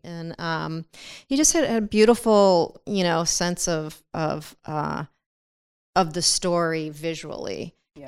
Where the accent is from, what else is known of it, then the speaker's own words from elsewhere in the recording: Chicago, Illinois, United States; I'm from Chicago